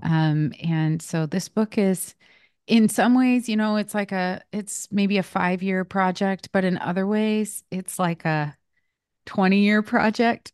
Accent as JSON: {"language": "English", "region": "West Coast", "country": "United States", "also_born_or_lived": "Nashville, Tennessee", "moved": "as an adult", "said": "I'm from the West Coast"}